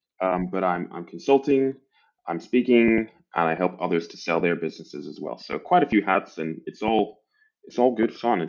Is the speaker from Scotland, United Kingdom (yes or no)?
yes; Aberdeen, Scotland, United Kingdom; accent: mishmash; also born or lived in England; I'm from Northeast Scotland. My accent doesn't necessarily give it away. My accent's a bit of a mishmash. Born in England, raised in Scotland, from an oil town. So Aberdeen in Scotland is like our version of Houston, but less sunny.